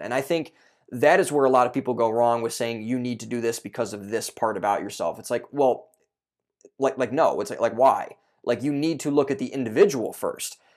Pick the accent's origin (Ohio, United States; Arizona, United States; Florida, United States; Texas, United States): Ohio, United States; a suburb outside of Cleveland; I grew up in Cleveland, Ohio for those, or not Cleveland, Ohio, but a suburb outside of Cleveland, Ohio